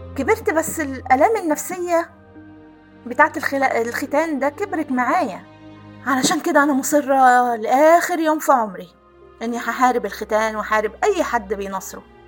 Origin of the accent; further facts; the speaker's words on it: Aswan, Aswan Governorate, Egypt; كنا ساكنين في قلب مدينة أسوان